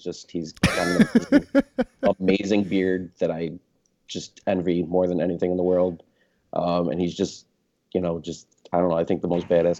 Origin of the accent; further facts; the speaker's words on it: Buffalo, New York, United States; Like you said, I'm from Buffalo, New York.